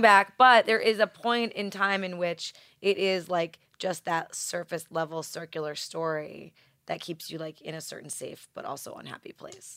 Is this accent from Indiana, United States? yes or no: no; New York, United States; accent: New York; my New York accent